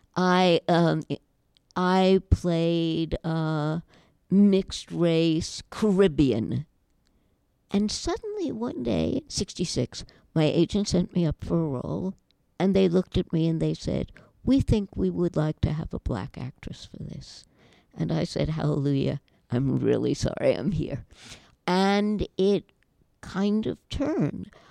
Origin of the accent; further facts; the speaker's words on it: United States; I am obviously an American Jewish girl